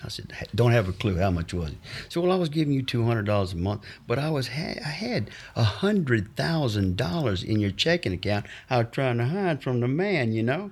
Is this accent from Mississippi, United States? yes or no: yes; Fayette, Mississippi, United States; moved away as an adult; also born or lived in Los Angeles; I was born and raised in Fayette, Mississippi, a little small town between, uh, Natchez and Vicksburg